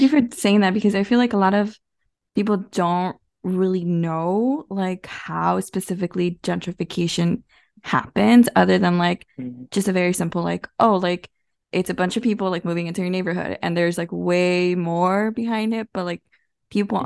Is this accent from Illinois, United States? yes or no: yes; Chicago, Illinois, United States; I'm from Little Village. I've lived there for the past like 10 years, and my family has lived there.